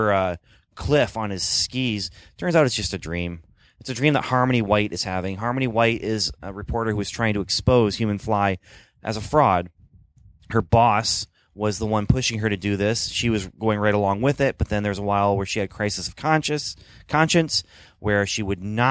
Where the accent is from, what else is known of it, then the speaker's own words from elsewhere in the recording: Canada; I grew up in Canada